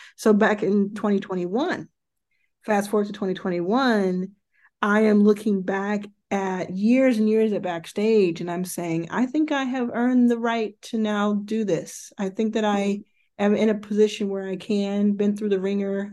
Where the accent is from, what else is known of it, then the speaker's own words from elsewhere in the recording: Dallas, Texas, United States; also born or lived in Jackson, Mississippi; I was born in Jackson, Mississippi, which is where my mother grew up and where uh, all of her family still lives. And I was raised from very early in Dallas, Texas